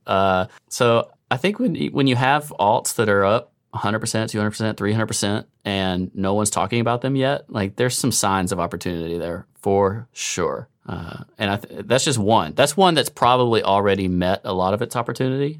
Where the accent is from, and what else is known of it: United States